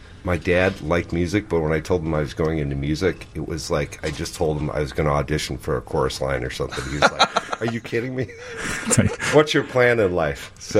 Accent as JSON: {"language": "English", "town": "River Forest", "region": "Illinois", "country": "United States", "tie": "born or raised there", "said": "I grew up in River Forest. Adjacent to Oak Park."}